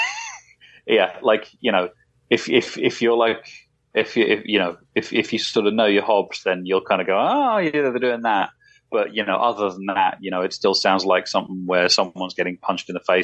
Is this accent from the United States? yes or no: no; England, United Kingdom; I'm English